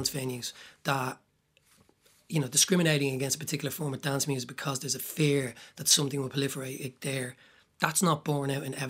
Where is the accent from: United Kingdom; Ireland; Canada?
Ireland; Dublin, Leinster; I grew up in Talla.